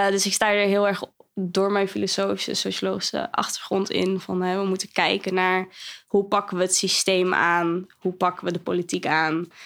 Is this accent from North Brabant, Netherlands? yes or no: no; Zwolle, Overijssel, Netherlands; also born or lived in Kampen / Zwartsluis / Nieuwleuzen / Meppel; Ik kom uit Zwolle.